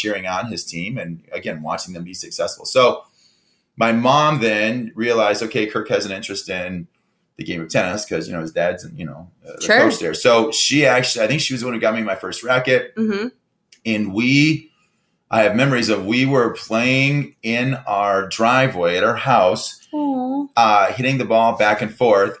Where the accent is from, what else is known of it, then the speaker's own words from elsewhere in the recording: Detroit, Michigan, United States; I was a little kid growing up in Michigan, Metro Detroit area.